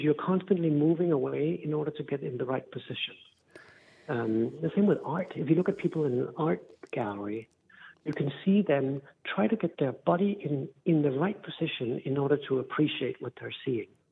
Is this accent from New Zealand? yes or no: no; Denmark; I'm from Denmark in Northern Europe